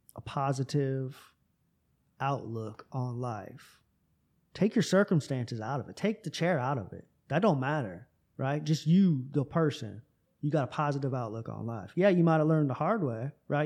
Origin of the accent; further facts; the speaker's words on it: Tampa, Florida, United States; moved away; Tampa, my hometown